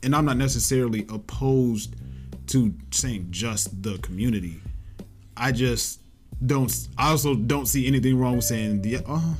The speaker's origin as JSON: {"language": "English", "country": "United States", "said": "Because I'm from America, right? From America first"}